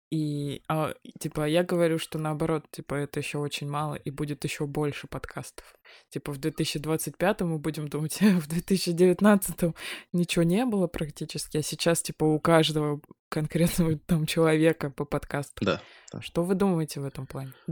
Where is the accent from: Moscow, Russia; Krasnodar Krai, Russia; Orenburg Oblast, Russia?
Moscow, Russia; Да не выхожу я на ваши улицы, блядь. Я москвич.